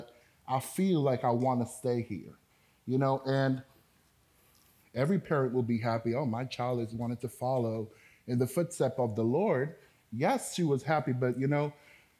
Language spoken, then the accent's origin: English; Antigua & Barbuda; first language Spanish; English is a second language; also born or lived in Dominican Republic; I was born in the Dominican Republic, but I was raised in the islands of Antigua.